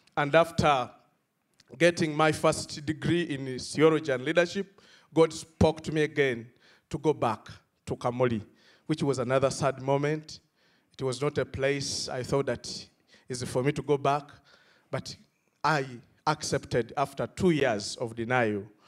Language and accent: English; Uganda; from Uganda